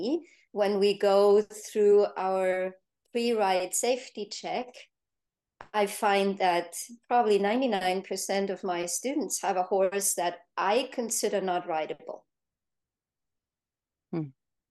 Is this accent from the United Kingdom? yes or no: no; Germany; now in United States; now I'm in the US, I grew up in Germany